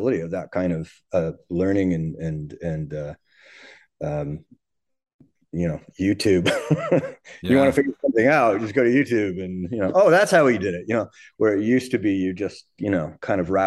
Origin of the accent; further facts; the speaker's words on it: Canada; as a Canadian drummer, a young, you know, teenage Canadian drummer coming up